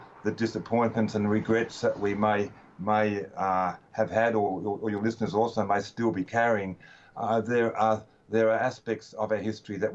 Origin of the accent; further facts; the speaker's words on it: Melbourne, Victoria, Australia; I was born in Melbourne.